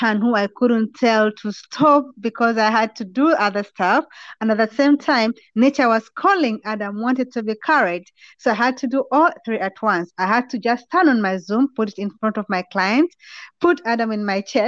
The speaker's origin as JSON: {"language": "English", "country": "Uganda", "moved": "yes", "lives_now": "Netherlands", "said": "I come from Uganda originally, and right now I stay in the Netherlands."}